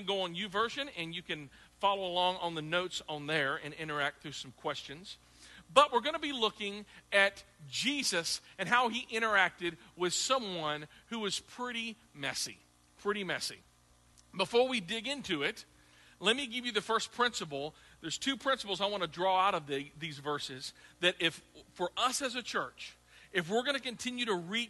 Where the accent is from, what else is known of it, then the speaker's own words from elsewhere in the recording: the South, United States; also born or lived in Midwest; now in Clarksville, United States; growing up in the South